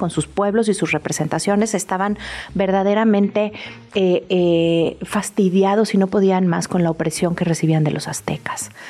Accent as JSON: {"language": "Spanish", "country": "Mexico", "said": "Entonces creo que los mexicanos estamos también en un buen momento de contarnos la historia centrada"}